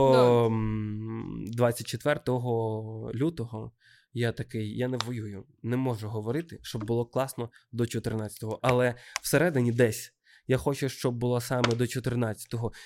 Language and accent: Ukrainian; Odesa, Odesa Oblast, Ukraine; moved away as an adult; now in Kyiv, Ukraine; я одесит